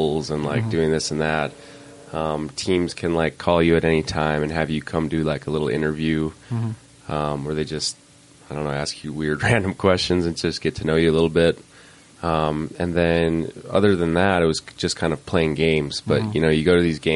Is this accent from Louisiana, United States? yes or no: no; Idaho Falls, Idaho, United States; My team from my hometown was actually pretty good, so we, won state a couple times